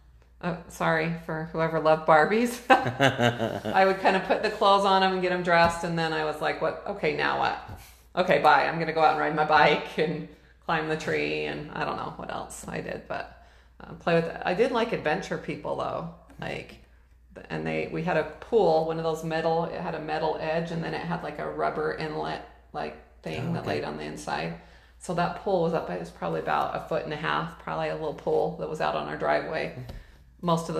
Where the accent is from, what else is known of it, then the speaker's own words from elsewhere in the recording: Ogden, Utah, United States; moved away as an adult; also born or lived in Boise, Idaho / Kuna, Idaho; now in Caldwell, United States; I grew up in Ogden, Utah.